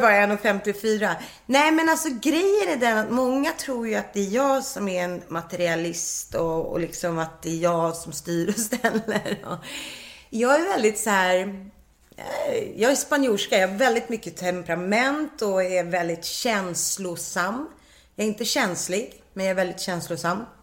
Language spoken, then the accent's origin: Swedish; Nacka, Stockholm County, Sweden; also born or lived in Mallorca / Las Palmas / Värmland; jag vill bara bo i Nacka, för jag kommer ju från Nacka